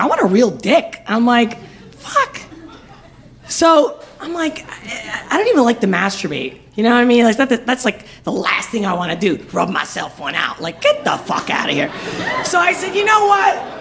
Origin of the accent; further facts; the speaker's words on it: Spain; I'm from Spain